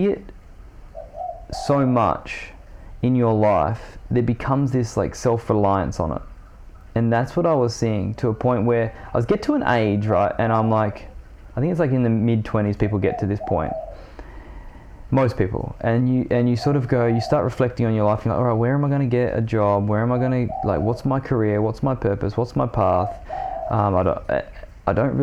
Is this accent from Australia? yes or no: yes; Tom Price, Western Australia, Australia; I grew up in the Pilbara in Western Australia at this point, Tom Price.